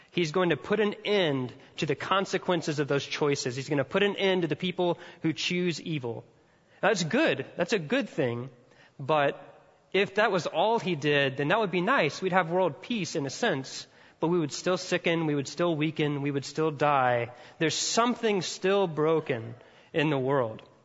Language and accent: English; Mississippi, United States; I'm from Mississippi and all Southerners are a little bit redneck at heart